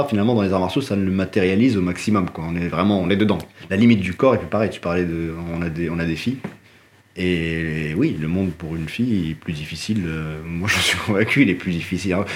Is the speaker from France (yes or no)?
no; Morocco; moved away; j'ai grandi au Maroc.